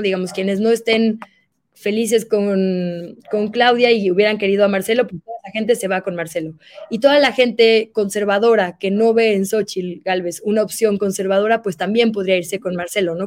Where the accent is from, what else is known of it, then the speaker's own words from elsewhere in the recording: Monterrey, Nuevo León, Mexico; yo soy de Monterrey